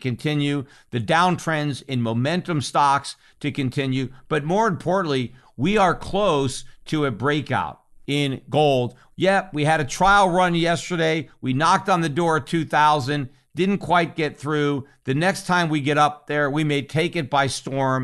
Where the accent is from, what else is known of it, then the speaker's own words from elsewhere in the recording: United States; as an American